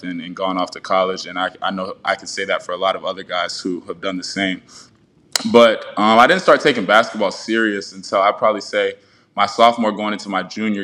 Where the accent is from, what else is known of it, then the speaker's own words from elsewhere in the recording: North Charleston, South Carolina, United States; moved away as an adult; now in Knoxville, United States; I'm born and raised in Charleston, South Carolina. You know, I've been there my entire life before coming to the University of Tennessee